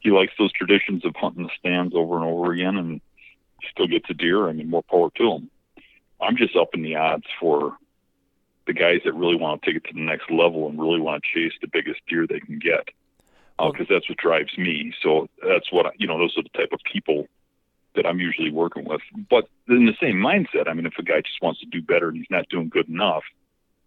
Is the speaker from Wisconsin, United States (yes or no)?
yes; Wisconsin, United States; I grew up in Wisconsin